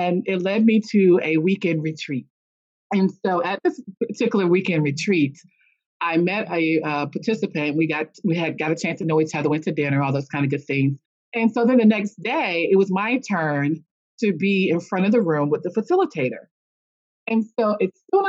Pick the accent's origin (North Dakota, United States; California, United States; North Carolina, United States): North Carolina, United States; a small town in; also born or lived in Washington, D.C.; I was actually raised in a small town in North Carolina